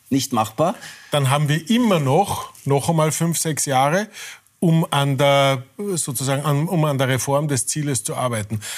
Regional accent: Irdning, Styria, Austria; egal ob in äh, Irtning, meiner Heimatgemeinde, oder in Brüssel

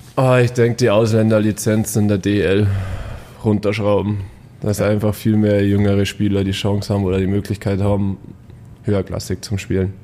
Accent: Bad Tölz, Bavaria, Germany; ich komme aus Bad Tölz

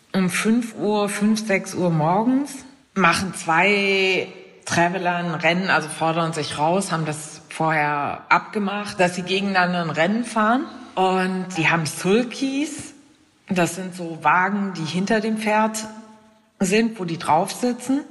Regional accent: Germany; hier bei uns in Deutschland

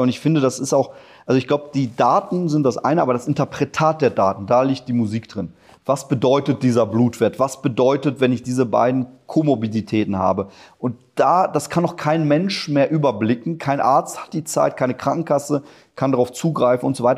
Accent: Ruhr area, North Rhine-Westphalia, Germany; also born or lived in Poland; ich komme aus dem Ruhrgebiet

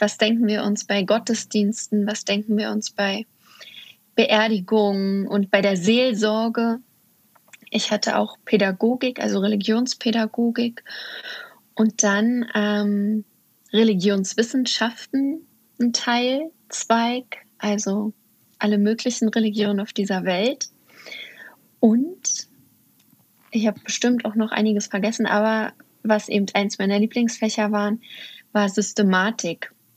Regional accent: Uckermark, Brandenburg, Germany; moved away; ich komme ursprünglich aus der Uckermark in Brandenburg und da, also aus dem Osten sozusagen

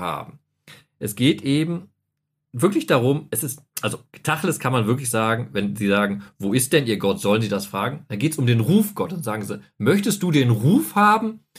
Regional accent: North Rhine-Westphalia, Germany; Ich bin ja im Westfalen groß geworden

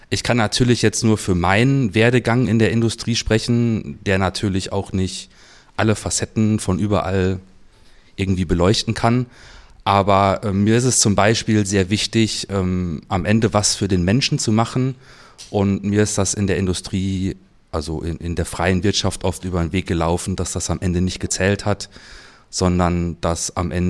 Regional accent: Cologne, North Rhine-Westphalia, Germany; Aus Köln.

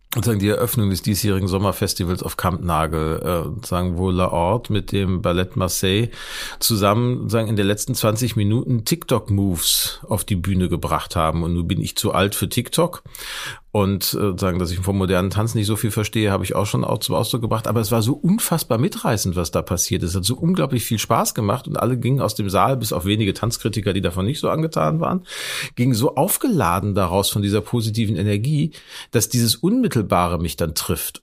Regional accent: Gelsenkirchen, North Rhine-Westphalia, Germany; moved away as an adult; now in Hamburg, Germany; in meiner Heimatstadt Gelsenkirchen

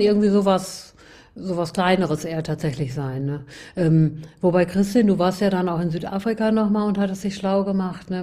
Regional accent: Gütersloh, North Rhine-Westphalia, Germany; moved away; Ich äh, bin, wie du schon gesagt hast, aus Gütersloh ähm, geboren und dann über Umwegen ein bisschen quer durch Deutschland und wieder nach Gütersloh zurückgekommen

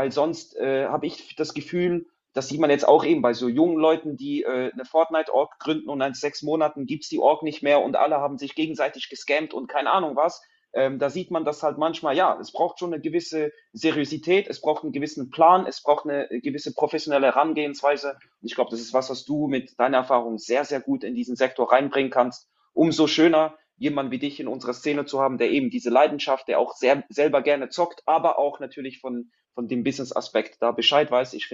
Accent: Switzerland; now in Zurich, Switzerland; ich, ich, wohne in Zürich, ich komme aus der Schweiz.

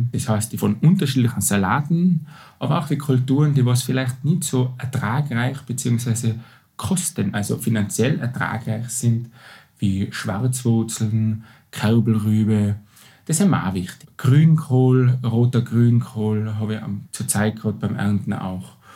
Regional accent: Tyrol, Austria; im Winter ist es möglich, frisches Gemüse außer den Klassikern wie Kohlgemüsen auch bei uns in Tirol zu ernten.

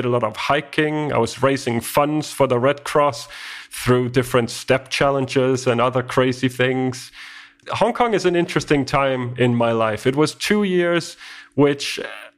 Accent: Denmark; first language Danish; English is a second language; I come from Denmark, and Denmark is about 6 million people, and we speak Danish.

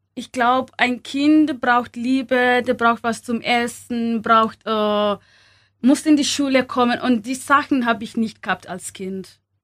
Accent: Kenya; German is a second language; moved away as an adult; also born or lived in Upper Palatinate, Germany; now in Germany; in Kenia, wo ich, äh, wo ich aufgewachsen bin

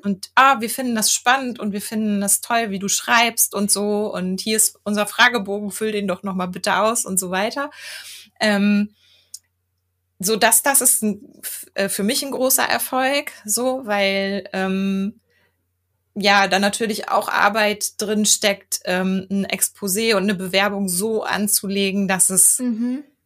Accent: Germany; ich bin in Deutschland geboren

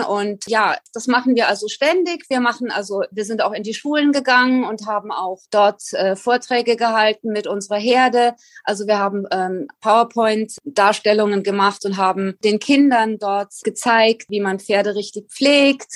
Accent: Germany; moved away as an adult; now in Galapagos Islands, Ecuador; Ich vermisse meine Heimat Deutschland zutiefst.

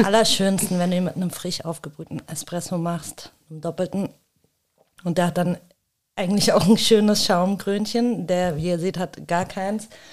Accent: suburb of Rüsselsheim, Hesse, Germany; ich als, äh, als zwar nicht Rüsselsheimerin, ich bin äh, ja aus dem Vorort

